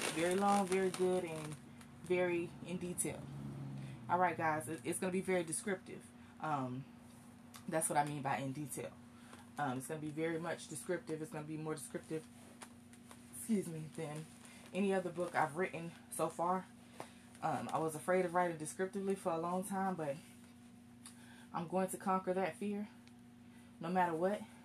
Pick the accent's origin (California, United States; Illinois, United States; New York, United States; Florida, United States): Florida, United States; Live Oak; my hometown of Live Oak, Florida.